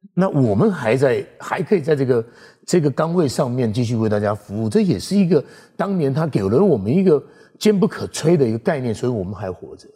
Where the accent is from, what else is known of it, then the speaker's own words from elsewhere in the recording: Keelung, Taiwan; 因为我是在地的基隆人，嗯哼。从小在暖暖长大，对。在市区念书